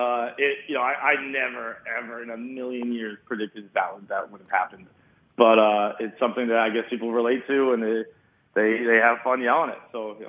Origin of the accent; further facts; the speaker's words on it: Boston, Massachusetts, United States; I was from Boston